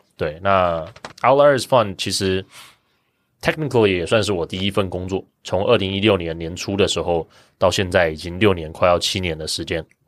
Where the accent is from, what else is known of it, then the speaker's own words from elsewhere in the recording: Kaohsiung, Taiwan; also born or lived in Taipei / Cambridge, Massachusetts / Seattle / Beijing; 我从小到大是高雄长大，那在台湾大学念了三年